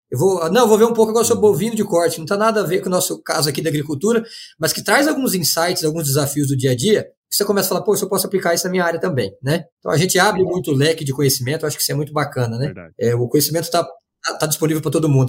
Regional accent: São José dos Quatro Marcos, Mato Grosso, Brazil; sou natural de São José dos Quatro Marcos, no Mato Grosso

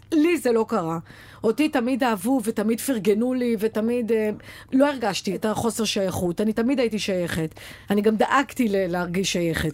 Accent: the Krayot, Haifa District, Israel; moved away; אני באה מהקריות

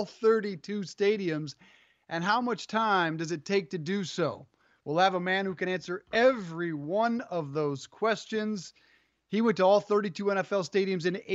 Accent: Colorado, United States; now in Connecticut, United States; when I grew up in Colorado, it took a foot, no joke, a foot of snow to cancel school

